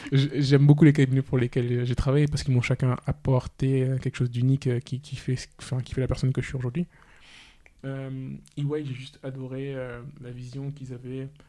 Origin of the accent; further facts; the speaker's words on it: Senegal; moved away; j'ai grandi au Sénégal. Par contre, j'ai fait l'école française